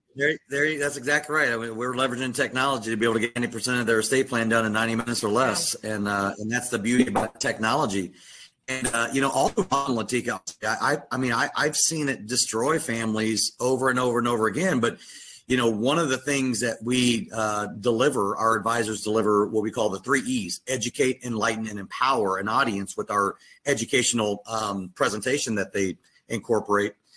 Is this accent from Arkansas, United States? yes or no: yes; Little Rock, Arkansas, United States; growing up in Little Rock, Arkansas